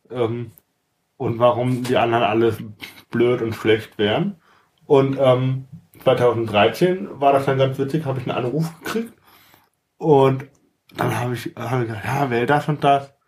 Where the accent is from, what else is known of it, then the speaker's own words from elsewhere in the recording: Germany; ja, äh, ich komme ursprünglich aus der Eifel.